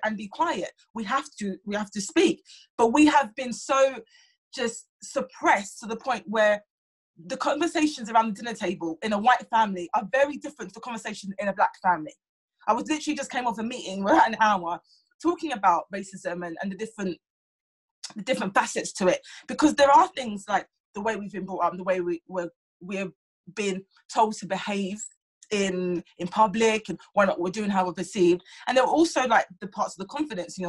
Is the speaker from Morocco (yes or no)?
no; London, United Kingdom; I was raised in South London